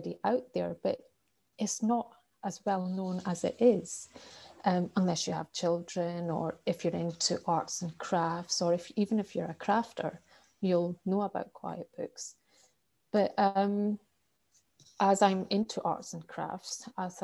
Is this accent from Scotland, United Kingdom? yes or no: yes; Scotland, United Kingdom; I'm from Scotland